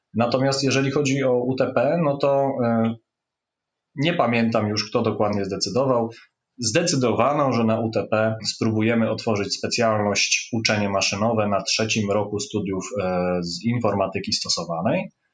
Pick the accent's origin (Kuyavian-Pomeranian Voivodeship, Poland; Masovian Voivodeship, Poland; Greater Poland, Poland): Kuyavian-Pomeranian Voivodeship, Poland; Bydgoszcz; jestem z Bydgoszczy, tu się urodziłem i z tym miastem od zawsze byłem związany. To znaczy, tu chodziłem do gimnazjum i liceum szóstego